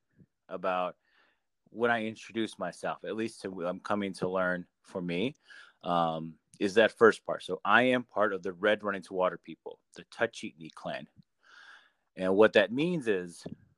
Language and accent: English; Window Rock, Arizona, United States; first language Navajo; English is a second language; I was born and raised in Window Rock, Arizona, which is capital of the Navajo Nation